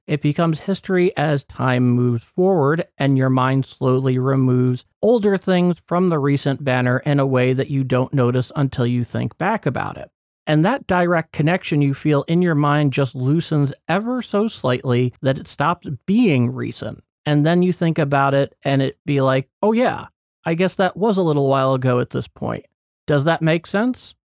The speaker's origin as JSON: {"language": "English", "country": "United States", "said": "as an American, it's as real to me as"}